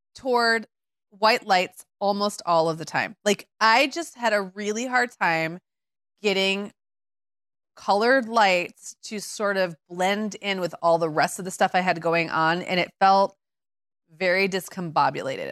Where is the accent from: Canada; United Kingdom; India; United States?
United States; Midwest; as a Midwesterner